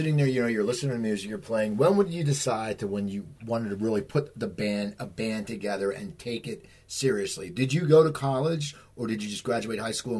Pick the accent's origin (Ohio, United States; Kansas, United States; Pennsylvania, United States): Pennsylvania, United States; Like, I grew up near Philadelphia, so in the 80s, our sound was the … and the … and you know, ….